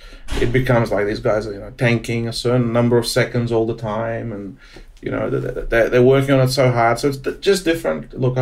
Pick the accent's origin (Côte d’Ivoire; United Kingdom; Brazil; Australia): Australia; Since I've been a gambler since a kid, and growing up in Australia since 12 years old, you know, I guess I was addicted to gambling in some form.